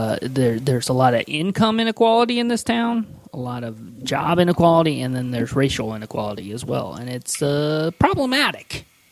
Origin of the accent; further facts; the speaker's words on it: Midwest, United States; moved away; also born or lived in Chicago; I grew up in the Midwest and spent a little time in Chicago myself